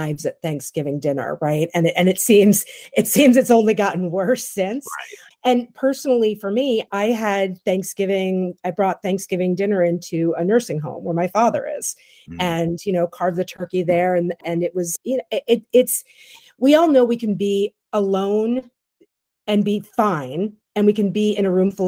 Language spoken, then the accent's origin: English; New York City, New York, United States; moved away; I'm from New York City originally.